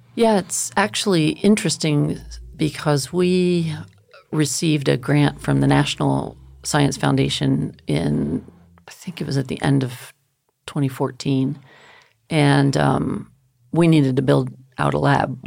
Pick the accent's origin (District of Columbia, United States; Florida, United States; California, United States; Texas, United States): Texas, United States; El Paso; I grew up in El Paso